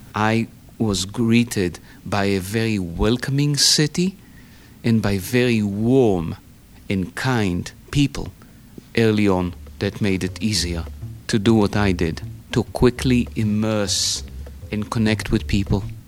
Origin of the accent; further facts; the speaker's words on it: Tel Aviv, Tel Aviv District, Israel; moved away as an adult; now in Pittsburgh, United States; I was born in Tel Aviv in 1959.